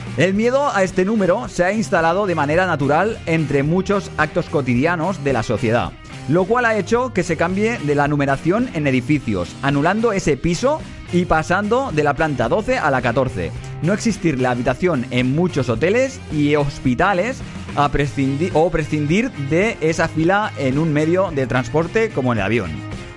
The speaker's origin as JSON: {"language": "Spanish", "town": "Barcelona", "region": "Catalonia", "country": "Spain", "also_born_or_lived": "Badalona", "said": "soy de Barcelona"}